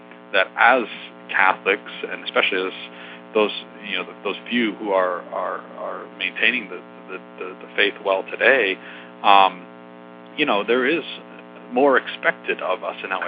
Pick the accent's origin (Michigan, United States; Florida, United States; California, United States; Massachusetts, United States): Massachusetts, United States; I'm from Massachusetts